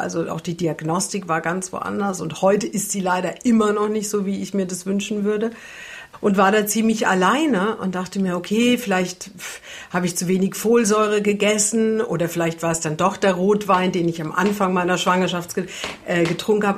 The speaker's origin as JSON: {"language": "German", "area": "Franconia", "region": "Bavaria", "country": "Germany", "moved": "yes", "lives_now": "Hamburg, Germany", "said": "ich komme ja aus Franken"}